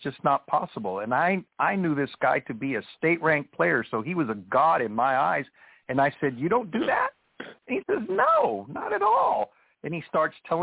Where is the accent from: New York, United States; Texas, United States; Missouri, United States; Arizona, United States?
Texas, United States; Laredo; growing up in Laredo